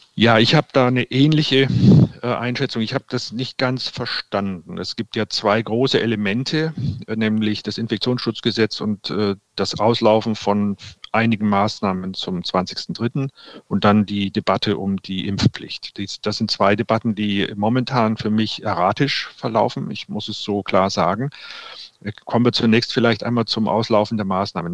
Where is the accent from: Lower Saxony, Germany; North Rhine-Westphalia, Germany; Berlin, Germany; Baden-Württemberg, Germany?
North Rhine-Westphalia, Germany; Cologne; wir als Kölner